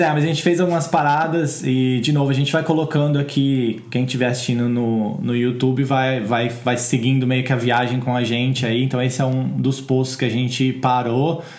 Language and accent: Portuguese; Brazil; moved away as an adult; now in United Kingdom; a gente vem do Brasil